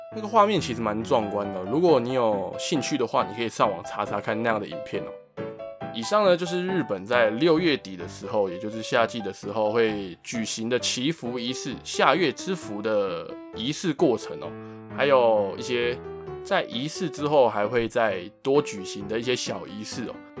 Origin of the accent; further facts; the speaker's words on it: Taipei, Taiwan; 在我的家乡，台北万华